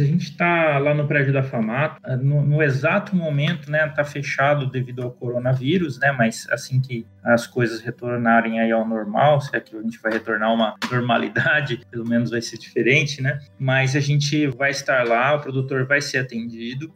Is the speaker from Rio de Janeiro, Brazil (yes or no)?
no; Mato Grosso, Brazil; also born or lived in Araçatuba, São Paulo / São Paulo; eu nasci lá em Aracatuba, mas cresci aqui no Mato Grosso, minha família veio para cá no começo dos anos 90